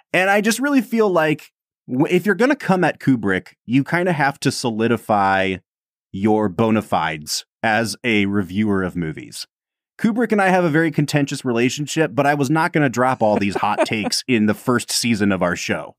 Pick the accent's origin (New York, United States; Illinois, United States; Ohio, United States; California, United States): Ohio, United States; Northeast; growing up in the Midwest and growing up, you know, lower middle class to poor, and having this work ethic and like everyone always thinking that they're better than us coming from Northeast Ohio